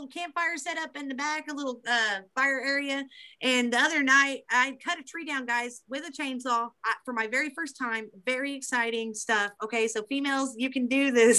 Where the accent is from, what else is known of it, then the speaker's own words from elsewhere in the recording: Beebe, central Arkansas, United States; this is in my hometown